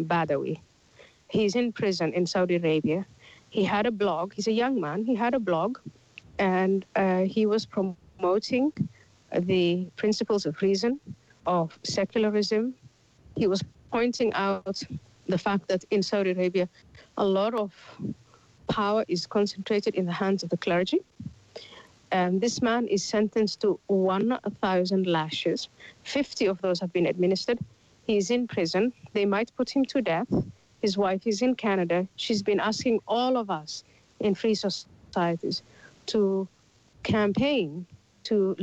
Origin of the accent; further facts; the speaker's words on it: Somalia; moved away; I'm from Somalia originally